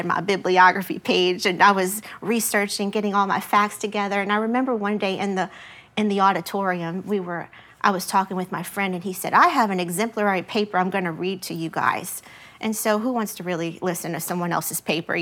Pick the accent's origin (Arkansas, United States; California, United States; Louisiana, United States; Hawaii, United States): Louisiana, United States; LaPlace; my hometown of La Place